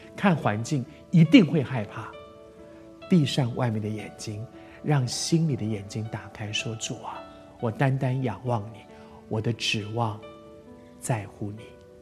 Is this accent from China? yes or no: no; Taiwan; 我在台湾长大，在这个地方二十岁，大家都得去当兵